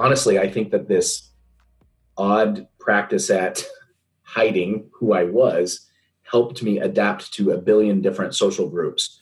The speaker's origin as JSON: {"language": "English", "region": "Southeastern Idaho", "country": "United States", "tie": "born or raised there", "also_born_or_lived": "Moscow, Idaho", "said": "growing up in Southeastern Idaho"}